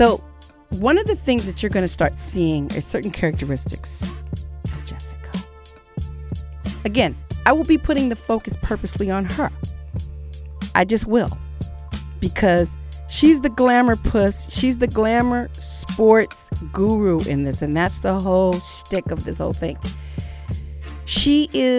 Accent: Los Angeles, California, United States; I grew up in Los Angeles

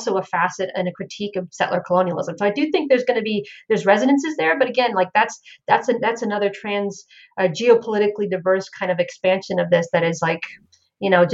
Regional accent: Florida, United States; now in Charlotte, United States; growing up in Florida

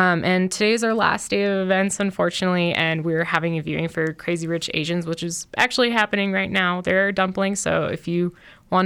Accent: Colorado, United States; My parents are Iraqi immigrants, so I'm a first generation along with two other sisters, so born and raised in Colorado

